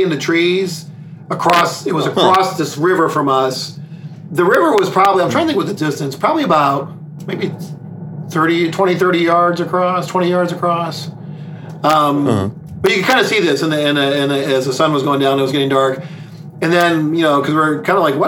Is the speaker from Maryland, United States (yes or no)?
no; Lorain, Ohio, United States; now in Virginia, United States; I grew up in Lorain